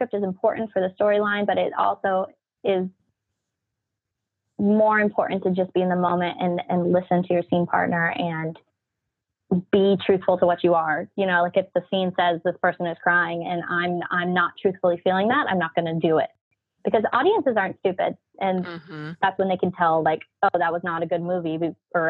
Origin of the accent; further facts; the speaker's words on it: Orange County, California, United States; I'm from Orange County, California